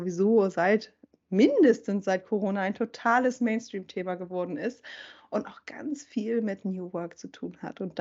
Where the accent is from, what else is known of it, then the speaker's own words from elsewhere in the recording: Schleswig-Holstein, Germany; ich bin in Schleswig-Holstein ähm, aufgewachsen